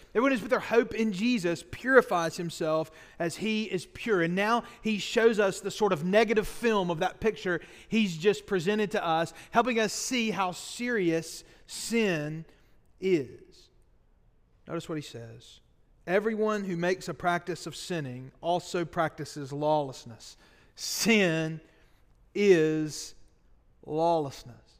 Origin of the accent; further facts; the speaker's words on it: Boaz, Alabama, United States; I spent my freshman year of college at Sneed State Community College, my hometown in Boas